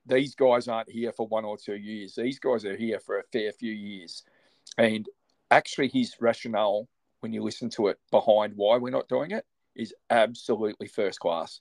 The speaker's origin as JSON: {"language": "English", "country": "Australia", "said": "I'm an Australian. I've always been an Australian"}